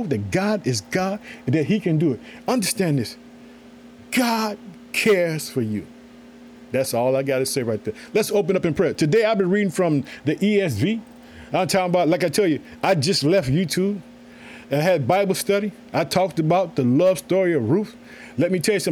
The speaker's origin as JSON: {"language": "English", "region": "Illinois", "country": "United States", "also_born_or_lived": "Chicago", "said": "the state of Illinois, which is my home state. I thank the city of Chicago where I live"}